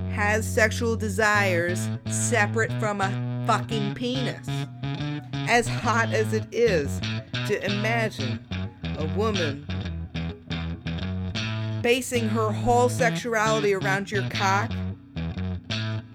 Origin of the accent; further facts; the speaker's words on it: Midwest, United States; growing up in the Midwest